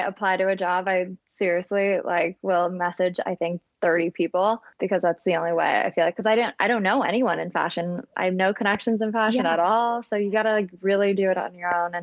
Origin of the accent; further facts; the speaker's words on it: San Diego, California, United States; also born or lived in Midwest / Orange County; now in New York City, United States; I was born in the Midwest originally and then moved to San Diego when I was in first grade. So I was about 7 years old and grew up in San Diego, Southern California.